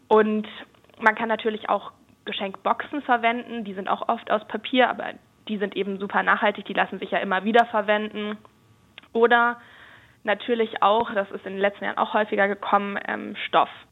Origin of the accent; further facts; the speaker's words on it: Germany; bei uns in Deutschland